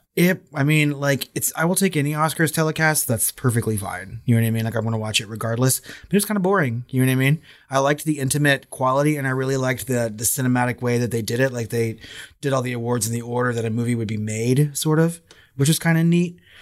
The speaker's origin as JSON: {"language": "English", "country": "United States", "said": "I'm American"}